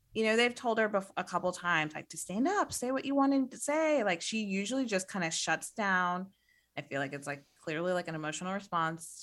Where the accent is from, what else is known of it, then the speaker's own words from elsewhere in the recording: Midwest, United States; I'm from the Midwest